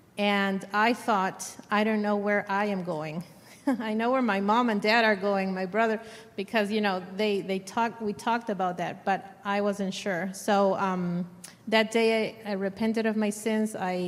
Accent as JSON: {"language": "English", "country": "Argentina", "tie": "born there", "said": "I was born in Argentina. I was born into a Christian home."}